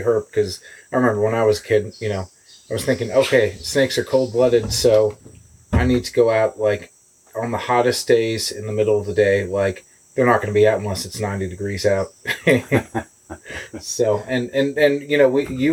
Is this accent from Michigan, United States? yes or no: no; Connecticut, United States; growing up in Connecticut, it was redback salamanders and spotted turtles and stuff